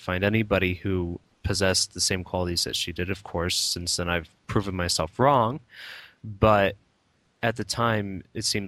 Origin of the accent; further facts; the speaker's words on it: United States; I'm basically an American mutt, Irish, Spanish, German